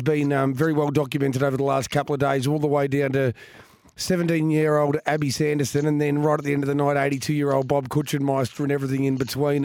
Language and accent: English; Geelong, Victoria, Australia; I grew up in Geelong